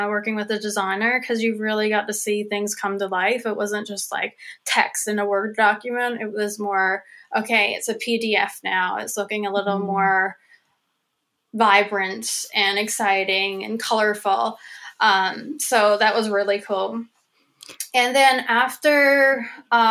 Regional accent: Cow Head, Newfoundland and Labrador, Canada; my hometown, which is a little town called Cowhead, on the north, west coast of Newfoundland

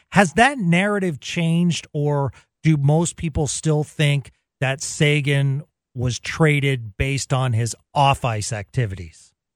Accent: Boston, Massachusetts, United States; moved away; growing up in the Boston area with Tricky Rick Middleton

